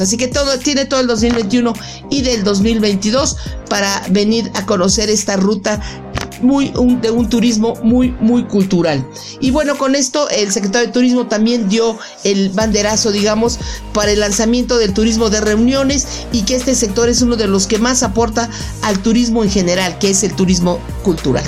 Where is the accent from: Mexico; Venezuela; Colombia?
Mexico; nosotros los mexicanos